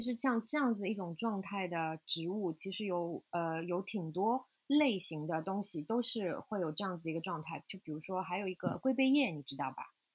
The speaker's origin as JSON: {"language": "Chinese", "country": "China", "moved": "as an adult", "lives_now": "New York, United States", "said": "我是中国人"}